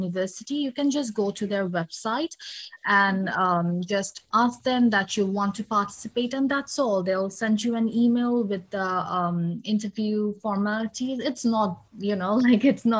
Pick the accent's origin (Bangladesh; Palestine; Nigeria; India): Bangladesh; moved away as an adult; now in London, United Kingdom; I'm originally from Bangladesh